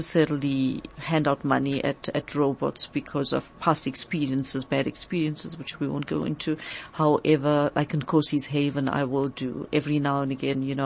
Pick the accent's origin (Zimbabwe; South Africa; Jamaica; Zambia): South Africa; as South African citizens and global citizens